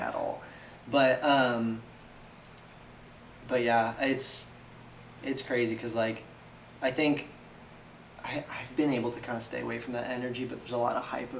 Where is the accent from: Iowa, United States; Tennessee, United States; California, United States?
California, United States; moved away; my hometown in California